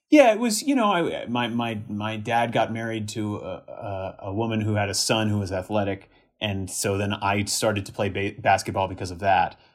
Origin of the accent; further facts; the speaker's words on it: Miami, Florida, United States; I was born and raised in Miami